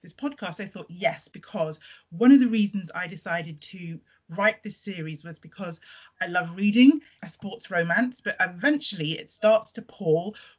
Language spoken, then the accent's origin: English; United Kingdom; born or raised there; also born or lived in Trinidad